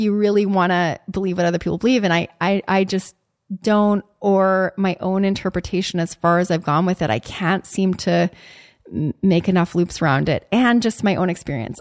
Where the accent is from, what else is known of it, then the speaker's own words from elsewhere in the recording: Canada; moved away as an adult; also born or lived in Chicago; as a Canadian